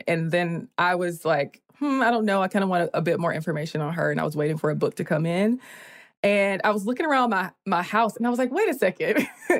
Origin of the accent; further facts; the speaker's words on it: Columbia, South Carolina, United States; I'm from South Carolina, Columbia specifically.